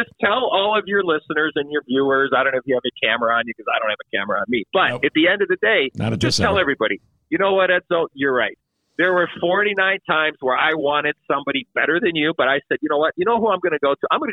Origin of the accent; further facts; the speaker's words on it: Chicago, Illinois, United States; I was a rookie in 84 with the Blackhawks, my hometown team. Look, I'm a Chicago guy